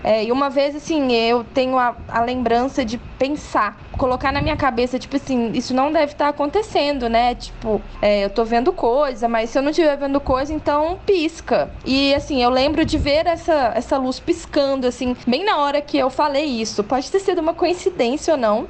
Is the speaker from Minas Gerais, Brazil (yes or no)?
yes; Belo Horizonte, Minas Gerais, Brazil; sou nascida e criada aqui em Belo Horizonte